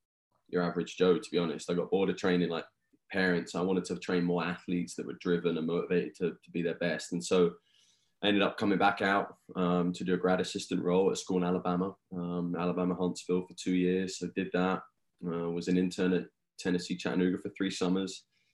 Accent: England, United Kingdom; now in United States; The accent is a little bit different. So I'm from England.

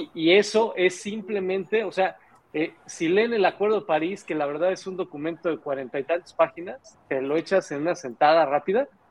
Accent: Mexico; nosotros tenemos como mexicanos

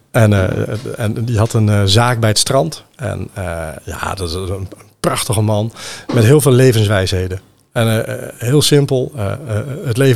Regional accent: Randstad, Netherlands; Ik kom zelf uit de Randstad.

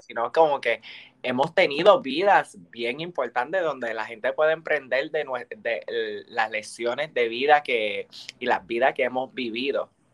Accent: Bayamón, Puerto Rico; moved away; also born or lived in United States; aquí en mi pueblo, en Bayamón

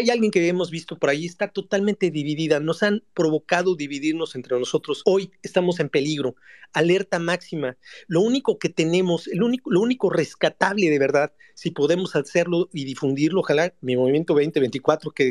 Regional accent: Mexico; esta alerta, esta emergencia que tenemos como mexicanos, somos nosotros mismos.

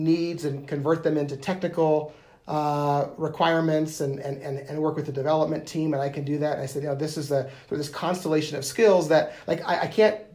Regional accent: United States; moved away as an adult; also born or lived in Wyoming / Nebraska; now in Denver, United States; growing up in Wyoming and Nebraska, we'd always come to Denver

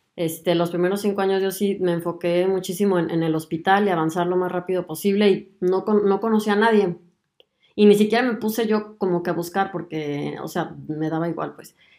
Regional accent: Mexico; moved away as an adult; now in Germany; soy mexicana y además de aventurarme en el mundo de la medicina, también decidí mudarme a Alemania

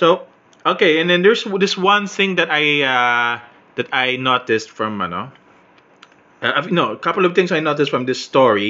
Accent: Philippines; I'm Filipino

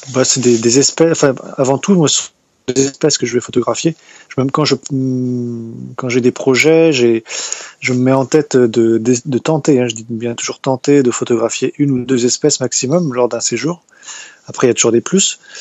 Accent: Brittany, France; je suis de Bretagne, dans le Morbihan

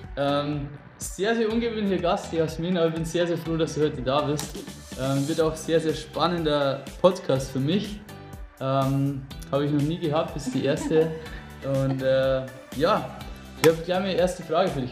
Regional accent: Lower Bavaria, Germany; wir wohnen ja ursprünglich gar nicht so weit auseinander. also wir sind beide aus dem Raum Niederbayern

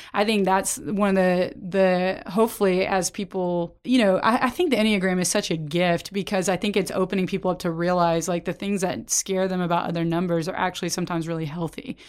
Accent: Oklahoma, United States; now in Texas, United States; I grew up in Oklahoma and now I'm in Texas

